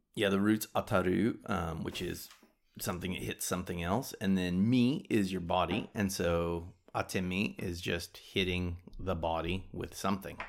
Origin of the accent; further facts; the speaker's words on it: United States; I'm American